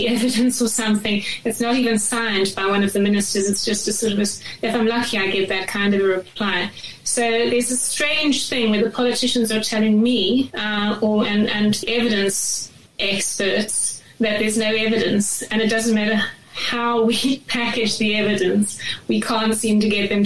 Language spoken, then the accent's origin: English; Durban, KwaZulu-Natal, South Africa; moved away as an adult; also born or lived in Johannesburg, South Africa; now in United Kingdom; I grew up in Durban, and then I went to Joburg to study my undergrad degree